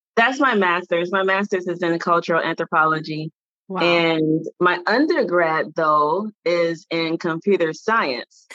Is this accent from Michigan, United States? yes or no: yes; Detroit, Michigan, United States; moved away as an adult; also born or lived in Washington, D.C.; I grew up in Detroit, Michigan, and Detroit is a predominantly all black city